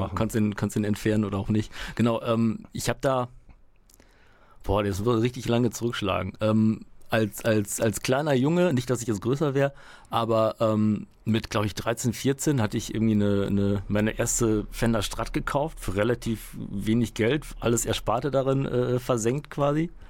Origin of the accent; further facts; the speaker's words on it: Münster, North Rhine-Westphalia, Germany; also born or lived in Poland; Ich äh, bin gebürtig aus Polen, bin mit fünf, äh, fünf Jahren hier, aber dann tatsächlich direkt nach Münster gekommen.